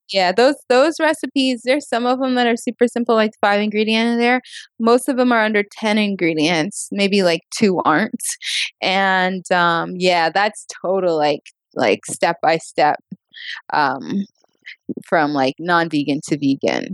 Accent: the South, United States; I am from the South

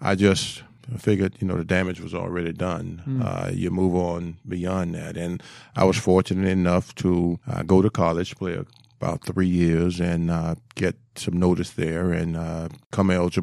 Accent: Miami, Florida, United States; I was Miami born and raised

